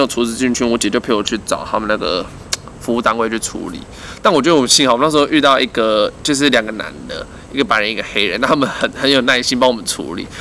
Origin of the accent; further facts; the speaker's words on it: Taiwan; 我们台湾人